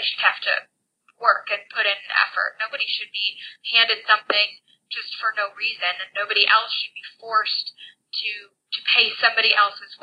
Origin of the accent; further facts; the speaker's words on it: Lakewood, Ohio, United States; I was born in Lakewood, Ohio. It's a fairly densely populated city bordering Cleveland on the west. And born into a small house with a lot of people in it, four generations. And so I had an interesting childhood growing up